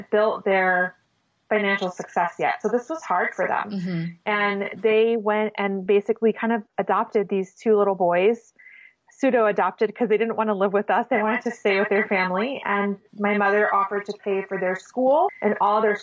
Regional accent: Panama; I grew up in Panama, third world country

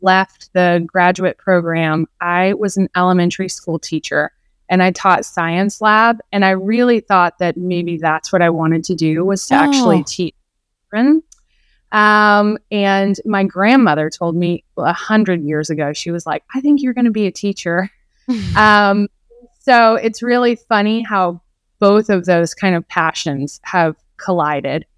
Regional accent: Houston, Texas, United States; moved away as an adult; also born or lived in Clemson, South Carolina; I grew up in Houston, Texas

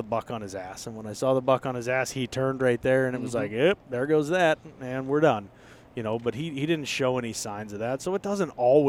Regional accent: Pittsburgh, Pennsylvania, United States; In case anybody didn't know, I was born and raised in the Berg.

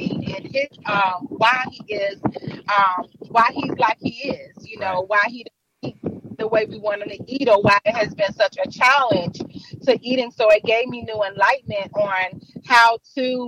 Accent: Richmond, Virginia, United States; I'm from Richmond, Virginia

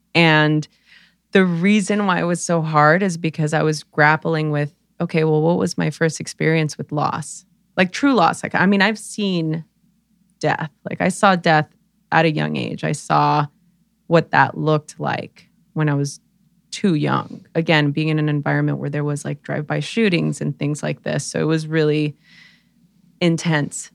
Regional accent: Los Angeles, California, United States; I grew up in East LA during the LA riots

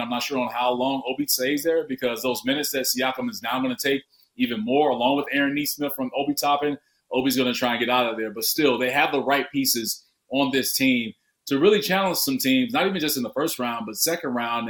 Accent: Chicago, Illinois, United States; born and raised in Chicago

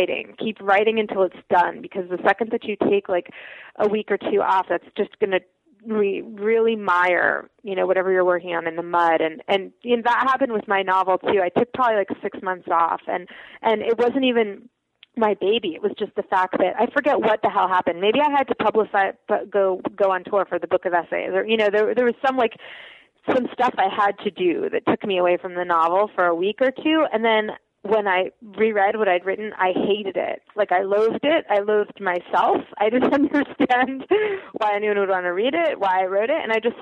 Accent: United States; also born or lived in Soviet Union; I grew up in America

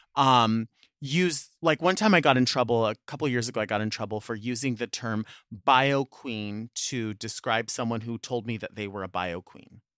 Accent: Long Beach, California, United States; it's kind of like my hometown

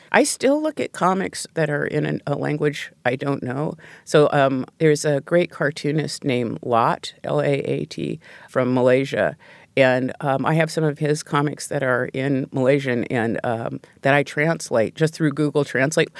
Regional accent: Pacific Northwest, United States; I grew up in the Pacific Northwest

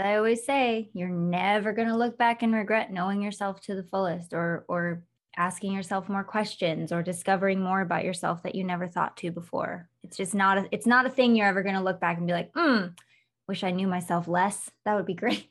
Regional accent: Michigan, United States; also born or lived in Los Angeles; now in Las Vegas, United States; I'm from Michigan, but lived in L A for twelve years

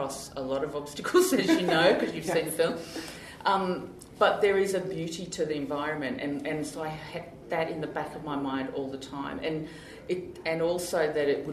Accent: Australia; I'm Australian

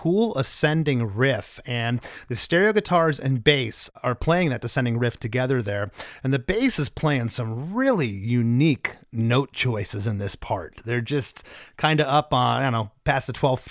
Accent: Florida, United States; I'm from Florida

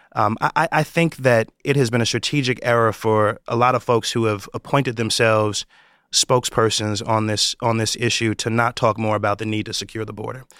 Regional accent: New York, United States; my home state of New York

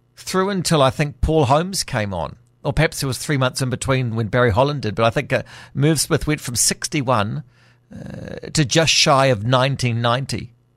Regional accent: Auckland, New Zealand; growing up in Auckland

